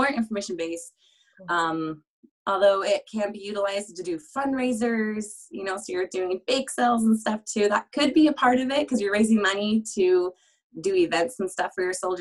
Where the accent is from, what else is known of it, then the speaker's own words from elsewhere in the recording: Utah, United States; I call Utah home. It's where I spent most of my years. I moved a little bit younger than that, but I'm from Utah.